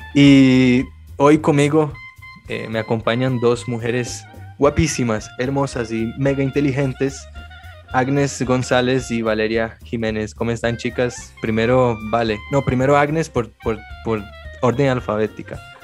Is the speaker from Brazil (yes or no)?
yes; Brazil; moved away; yo vengo de Brasil